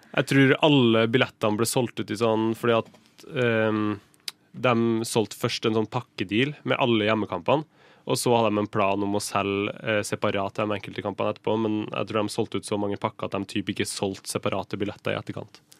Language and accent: Norwegian; Kristiansund, Møre og Romsdal, Norway; jeg kommer fra Kristiansund